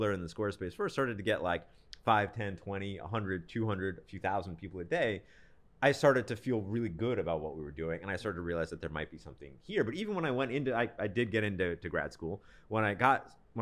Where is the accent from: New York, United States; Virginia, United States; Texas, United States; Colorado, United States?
New York, United States; Rochester; I'm from Rochester, New York